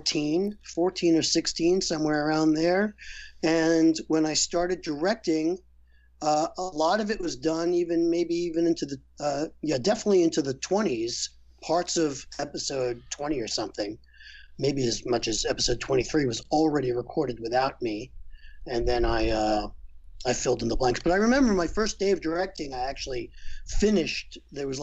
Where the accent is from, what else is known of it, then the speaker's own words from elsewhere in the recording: New York City, New York, United States; I'm from Brooklyn